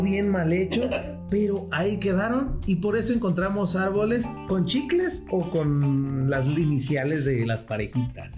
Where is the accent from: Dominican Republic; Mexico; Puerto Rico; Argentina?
Mexico; como mexicanos